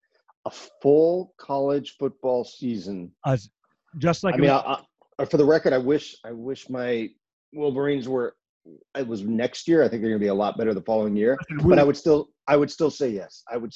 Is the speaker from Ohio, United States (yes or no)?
yes; Northeastern Ohio, United States; now in Los Angeles, United States; I grew up in Ohio, so I became an Indians fan outside of Cleveland.